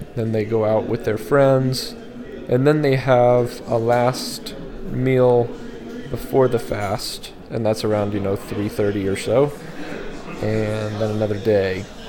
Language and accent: English; Colorado, United States; moved away; I was from Colorado